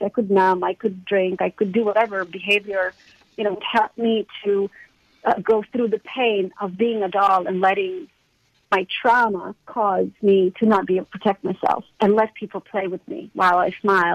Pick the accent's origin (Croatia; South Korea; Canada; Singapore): Croatia; moved away; I grew up in Croatia